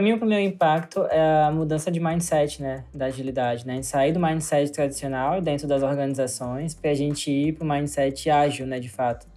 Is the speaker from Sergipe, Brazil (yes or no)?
yes; Aracaju, Sergipe, Brazil; da minha cidade, em Ayacaju, porque eu sou de Ayacaju, Sergipe